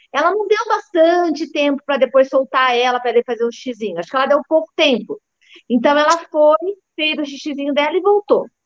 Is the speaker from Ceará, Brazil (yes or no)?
no; Maringá, Paraná, Brazil; Fui para casa dos meus pais, né? Que acho que eu sou de Maringá, no Paraná.